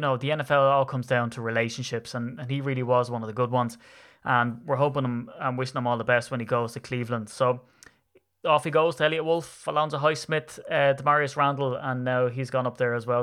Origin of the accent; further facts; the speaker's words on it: Ireland; I'm an Irishman